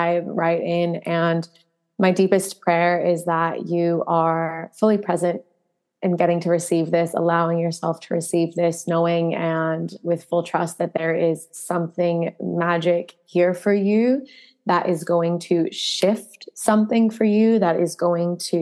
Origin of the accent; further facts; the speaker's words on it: New Jersey, United States; also born or lived in southwest of Western Australia; now in Western Australia, Australia; I come from New Jersey. I come from pretty, pretty hectic winters and a lot of snow